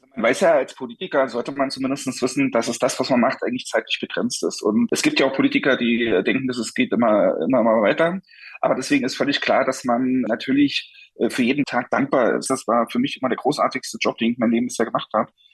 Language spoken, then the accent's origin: German; Saxony, Germany; now in Berlin, Germany; ich komme ja selber aus Sachsen